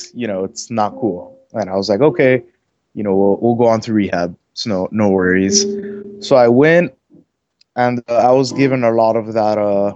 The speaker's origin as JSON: {"language": "English", "town": "Miami", "region": "Florida", "country": "United States", "tie": "born or raised there", "said": "I'm from Miami, Florida"}